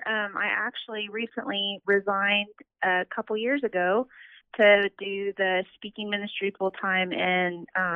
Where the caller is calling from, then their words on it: Oklahoma City, Oklahoma, United States; I'm calling from Oklahoma City.